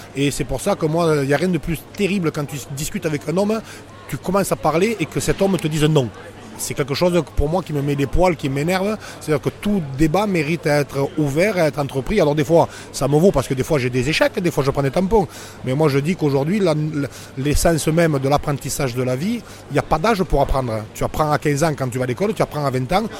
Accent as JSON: {"language": "French", "town": "Narbonne", "region": "Occitania", "country": "France", "said": "je suis de Narbonne"}